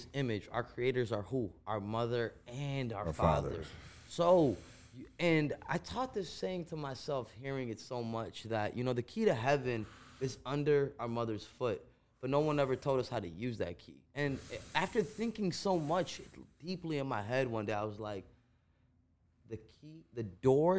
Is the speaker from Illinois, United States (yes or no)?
yes; Chicago, Illinois, United States; first language Gujarati; English is a second language; also born or lived in India; I grew up in Uptown in Rogers Park